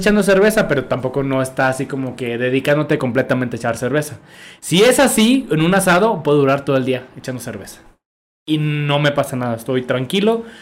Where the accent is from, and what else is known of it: Mexico